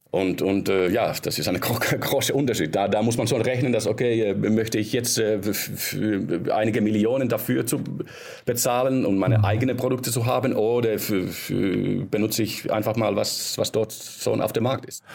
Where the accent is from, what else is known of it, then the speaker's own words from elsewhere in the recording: Finland; ich bin äh, aus Finnland ursprünglich